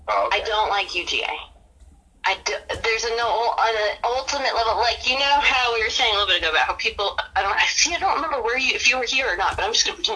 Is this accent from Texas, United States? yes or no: no; Atlanta, Georgia, United States; accent: southern; moved away as an adult; also born or lived in New York; now in Greenville, United States; You can hear my southern accent when it comes out there.